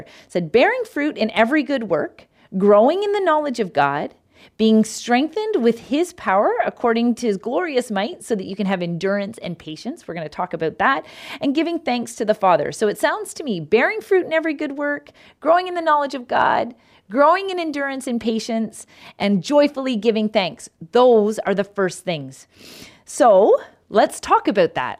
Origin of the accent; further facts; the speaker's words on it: Canada; I'm Canadian